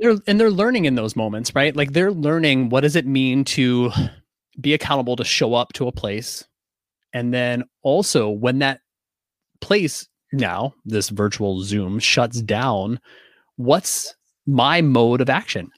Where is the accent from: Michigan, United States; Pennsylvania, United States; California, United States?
Pennsylvania, United States; Pittsburgh; I'm from Pittsburgh